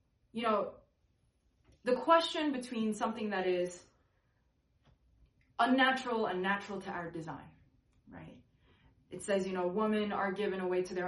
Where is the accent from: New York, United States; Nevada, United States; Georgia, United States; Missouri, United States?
New York, United States; I come from New York, and I really love these people, and I've wrestled with my sexuality as well, like, growing up in New York.